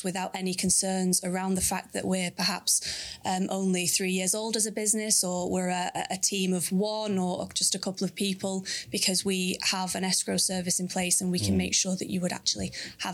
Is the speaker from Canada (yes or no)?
no; Manchester, North West England, United Kingdom; I'm from Manchester, so that's where I live currently